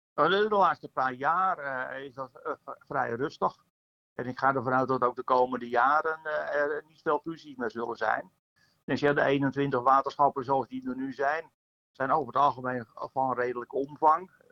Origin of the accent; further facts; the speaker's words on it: a polder in the Zaan area, North Holland, Netherlands; de polder waar ik vandaan kom, uit de polder Roosaan, Zaan